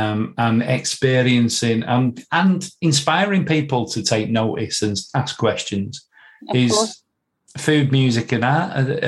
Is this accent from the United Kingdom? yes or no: yes; Manchester, North West England, United Kingdom; two blokes from central Manchester, you know, Paul's from Moston and I'm from Clayton